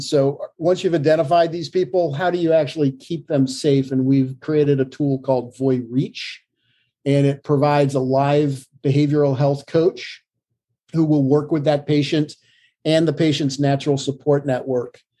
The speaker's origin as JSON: {"language": "English", "region": "Vermont", "country": "United States", "tie": "born or raised there", "also_born_or_lived": "Virginia", "moved": "yes", "lives_now": "Hanover, New Hampshire, United States", "said": "I was born in Vermont"}